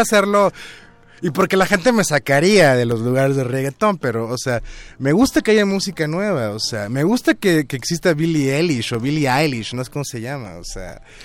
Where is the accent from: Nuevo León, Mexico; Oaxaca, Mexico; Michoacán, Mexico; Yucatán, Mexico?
Oaxaca, Mexico; Tuxtepec; now in Mexico City, Mexico; mi pueblo, que era pues, Tuxtepec, Oaxaca